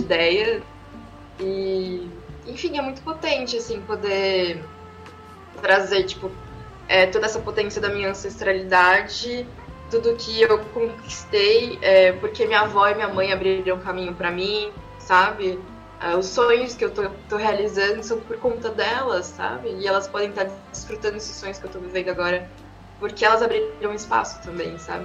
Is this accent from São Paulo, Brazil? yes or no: yes; São Paulo, Brazil; eu nasci aqui em São Paulo, mas minha mãe e minha avó são mulheres pernambucanas de Caruaru